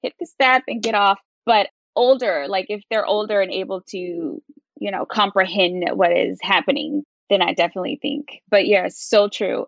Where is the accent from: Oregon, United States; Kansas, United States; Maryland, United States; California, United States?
Maryland, United States; Baltimore; moved away as an adult; also born or lived in Chicago / Las Vegas / New York; I'm from Baltimore, Maryland